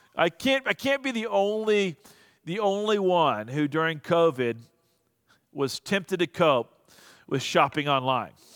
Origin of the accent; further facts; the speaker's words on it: United States; I'm an American.